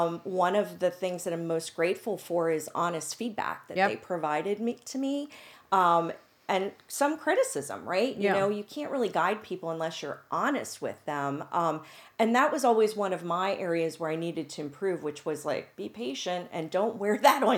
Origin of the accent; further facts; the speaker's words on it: Pennsylvania, United States; because I felt like, well, I'm from Central PA. Do I really know what I'm doing?